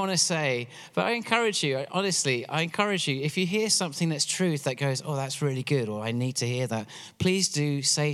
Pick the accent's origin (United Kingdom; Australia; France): United Kingdom; England; moved away as an adult; now in Pennsylvania, United States; I'm from England originally, which is why I have this funny accent.